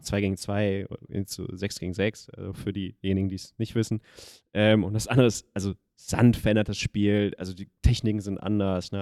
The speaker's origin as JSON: {"language": "German", "town": "Schwerte", "region": "North Rhine-Westphalia", "country": "Germany", "tie": "born or raised there", "said": "da wo ich aufgewachsen bin in Schwerte"}